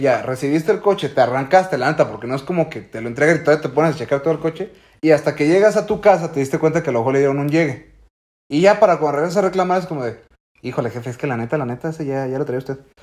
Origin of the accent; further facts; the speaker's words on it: Mexico; estamos tan ciscados como mexicanos